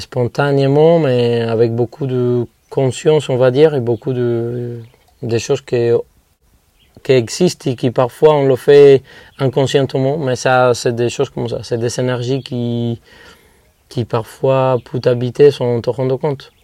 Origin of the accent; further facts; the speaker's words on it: Viñales, Pinar del Río, Cuba; French is a second language; De Vignales, de cette ferme, de cette vallée.